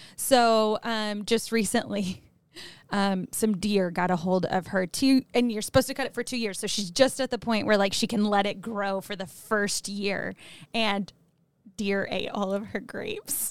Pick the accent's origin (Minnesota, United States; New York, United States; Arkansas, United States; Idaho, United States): Arkansas, United States; moved away; I'm from Arkansas, which is a state in the South